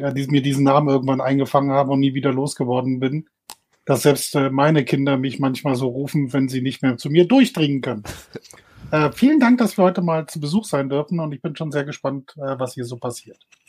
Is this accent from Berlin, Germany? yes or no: yes; Berlin, Germany; also born or lived in Munich / near Dortmund; now in Hamburg, Germany; Ich bin eigentlich gebürtiger Berliner, habe zehn Jahre in München gelebt habe auch eine Weile in der Nähe von Dortmund gewohnt und äh, lebe jetzt in Hamburg